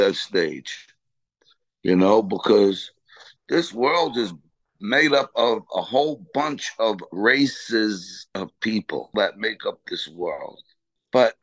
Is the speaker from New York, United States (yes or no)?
yes; Freeport, New York, United States; moved away as an adult; also born or lived in Roosevelt, Long Island / Las Vegas / Los Angeles; I was born and raised in Freeport, and I moved to Roosevelt in 1974